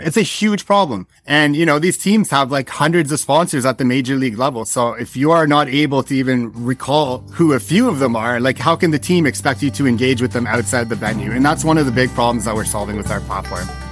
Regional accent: Ottawa, Ontario, Canada; also born or lived in Prince Edward Island; moved to Ottawa when I was younger and became an avid Sens fan

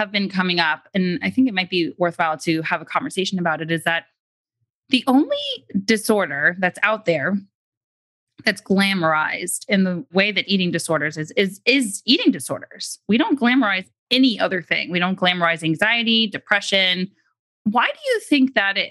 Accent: New York City, New York, United States; I'm from New York City

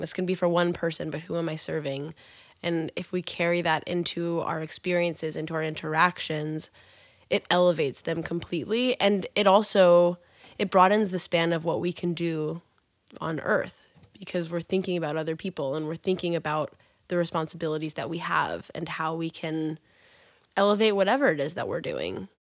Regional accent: Kansas, United States; I'm from Kansas

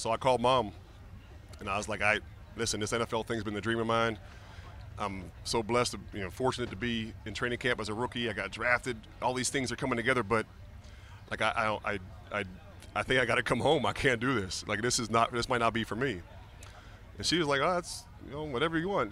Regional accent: Pittsburgh, Pennsylvania, United States; moved away as an adult; also born or lived in Miami; I grew up in Pittsburgh as a big Steeler fan

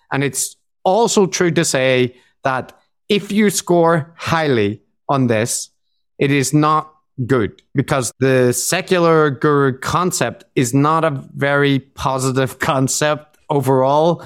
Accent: Ireland; now in Japan; I am Irish.

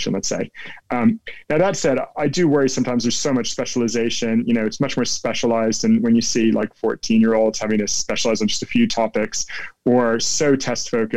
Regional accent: New Jersey, United States; accent: American; moved away as an adult; now in London, United Kingdom; I grew up in New Jersey in the States, and I grew up in a small town

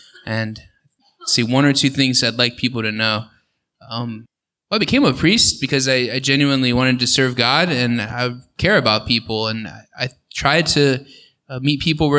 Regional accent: Orlando, Florida, United States; moved away as an adult; now in Tallahassee, United States; I grew up in the Orlando area, Seminole County, and came here to Tallahassee to go to college at FSU.

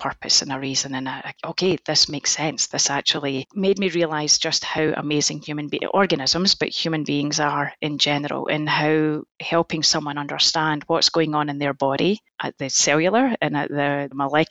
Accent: Scotland, United Kingdom; moved away as an adult; now in United States; my home country of Scotland

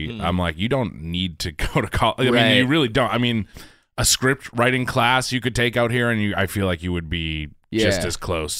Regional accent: Quincy, Massachusetts, United States; I'm from Quincy, which is to me was like city.

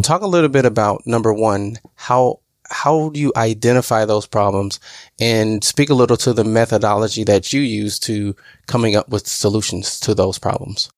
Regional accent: Southern Illinois, United States; moved away as an adult; also born or lived in Appleton, Wisconsin; I'm originally from Southern Illinois

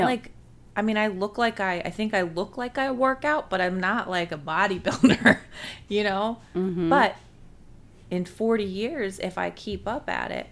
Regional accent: United States; my palate as an American

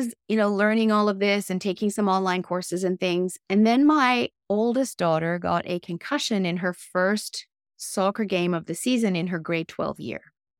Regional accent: Tokyo, Japan; Meanwhile, I was raised in Tokyo, Japan, which was an amazing life, and I have many great friends there.

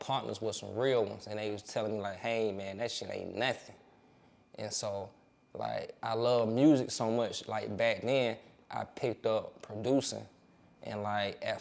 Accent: Atlanta area, Georgia, United States; also born or lived in Toledo, Ohio; originally, I'm from Ohio. But I was moved down here, like, in 91, when I was a child with my mom. So I'm originally from Ohio, but, like, when I moved down here, like, we moved to Cali Park. So, like, that's all I know

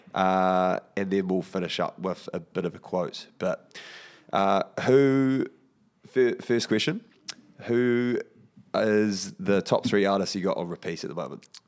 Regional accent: Porirua, Wellington, New Zealand; I'm from Porirua

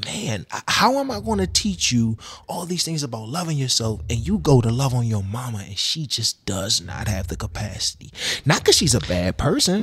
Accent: Washington, District of Columbia, United States; I grew up in the projects of D C

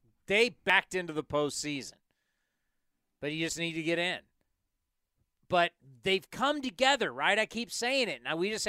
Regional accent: San Diego, California, United States; moved away; I grew up in San Diego

